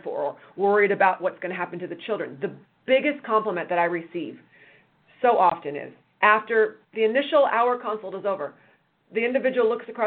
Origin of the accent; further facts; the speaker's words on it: Chicago, Illinois, United States; also born or lived in San Diego, California; now in Orange County, United States; I'm from Chicago, lived in Orange County much of my life, went away for college and law school in San Diego, and then came back